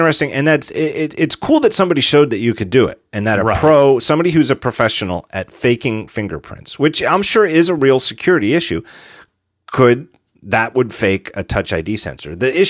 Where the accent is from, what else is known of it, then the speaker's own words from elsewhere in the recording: United States; I'm an American.